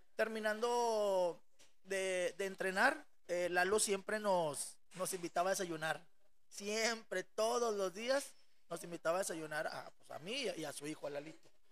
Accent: Monterrey, Nuevo León, Mexico; moved away as an adult; desde los 6 hasta los 24 que salí de Monterrey

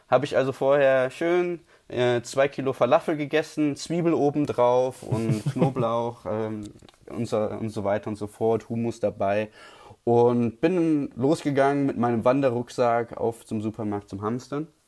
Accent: Switzerland; Edelweiß unterstütze ich auch als Schweizer sehr gerne.

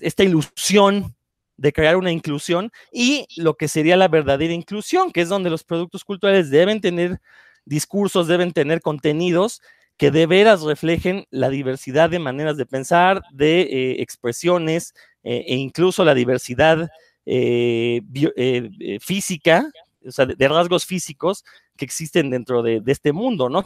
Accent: Mexico; los mexicanos

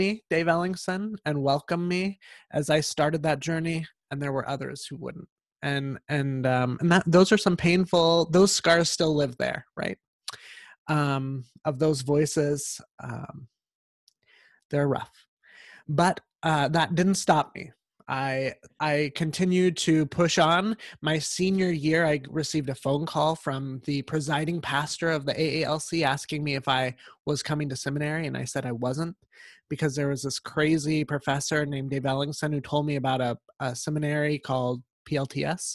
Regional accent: Central Valley, California, United States; I grew up not far from here, about an hour and a half into the Central Valley of a farming community

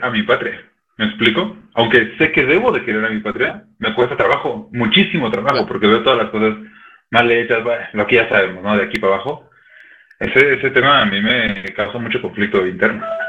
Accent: Mexico; Yo, como mexicano

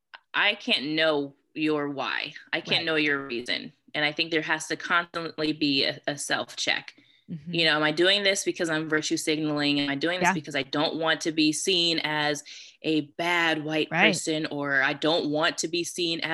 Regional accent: California, United States; I'm from California

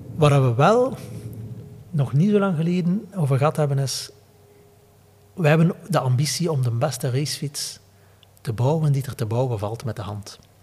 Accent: Flanders, Belgium

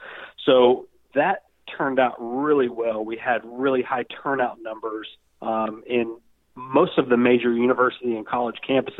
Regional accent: Tunnel Hill, Georgia, United States; moved away as an adult; also born or lived in Atlanta, Georgia; now in South Florida, United States; I grew up in North Georgia, a little town called Tunnel Hill. There is literally a hill. There is a tunnel that goes through the hill, and it was thusly named. They named it Tunnel Hill, very creative in that area of the country.

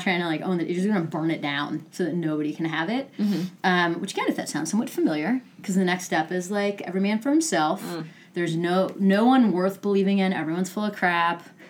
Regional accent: United States; as an American

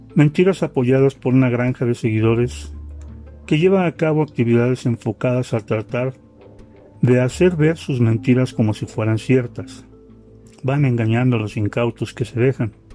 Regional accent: Mexico; yo soy un ciudadano mexicano que sus impuestos ha pagado

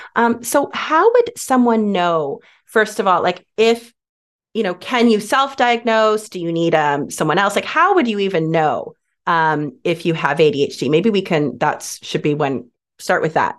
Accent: Canada; now we're Canadian, so in Canada

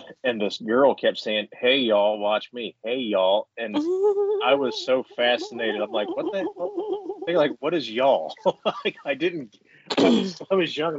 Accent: Mansfield, Ohio, United States; I'm from here. They all migrated to Mansfield, so that's where they met and made me. So I'm a Buck Billy is what they used to call me when I was a kid because they're all hillbillies and I'm a Buckeye

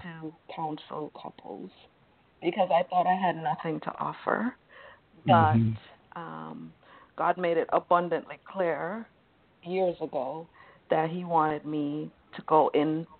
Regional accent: Jamaica; I'm from Jamaica

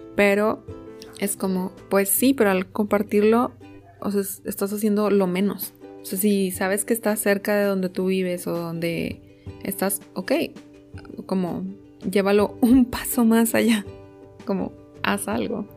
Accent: Mexico; como mexicano

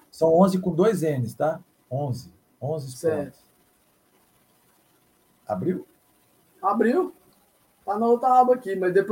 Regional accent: Goiás, Brazil; now in Fortaleza, Brazil; Sou goiano. Sou neto hum? de mineiro, mas sou goiano. Filho de mineiro também, minha mãe também.

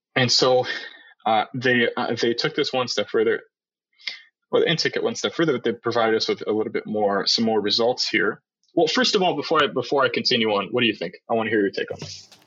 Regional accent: Canada; Because we're Canadians

